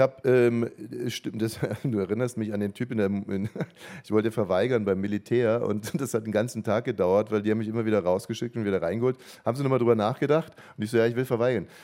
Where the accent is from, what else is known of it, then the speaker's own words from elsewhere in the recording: Ammersee, Bavaria, Germany; ich bin ja am Ammersee aufgewachsen